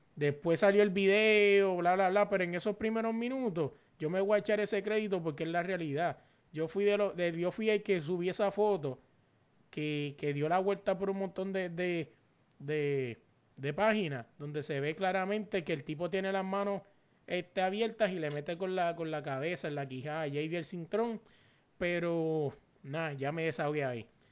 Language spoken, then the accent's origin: Spanish; Puerto Rico; moved away; un borico que está en la diáspora, pero si no fuera por las porquerías que están pasando en Puerto Rico, yo estuviera en mi país